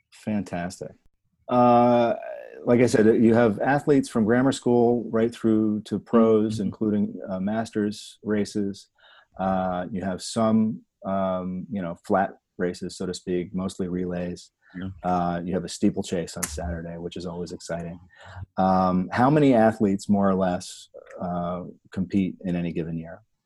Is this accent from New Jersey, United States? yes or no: yes; New Jersey, United States; I'm from Jersey